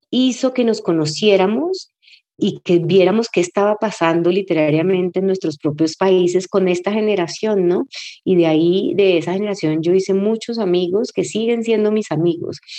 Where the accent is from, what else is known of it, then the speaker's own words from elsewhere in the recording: Cali, Valle del Cauca, Colombia; moved away as an adult; yo nací en Cali en el 72 y crecí en Cali y viví en Cali hasta que cumplí 17 años y me gradué del colegio.